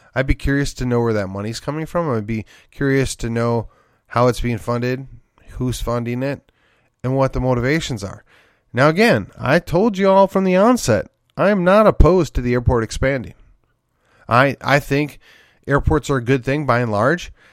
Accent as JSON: {"language": "English", "town": "McKinney", "region": "Texas", "country": "United States", "tie": "born or raised there", "said": "my hometown of McKinney here"}